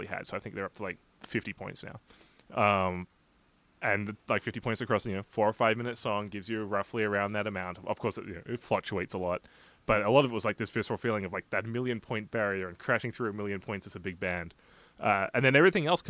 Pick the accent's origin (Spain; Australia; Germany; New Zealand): Australia; moved away; As an Australian